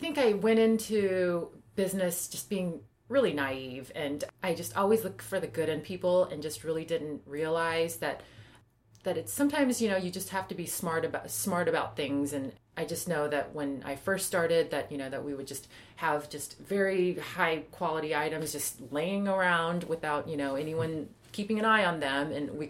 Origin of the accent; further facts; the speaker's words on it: South Korea; just growing up in Korea and early on, just, you know, not having very much.